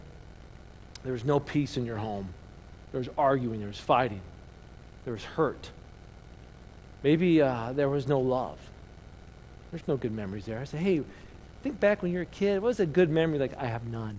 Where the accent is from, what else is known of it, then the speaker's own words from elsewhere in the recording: Indiana, United States; I grew up in Indiana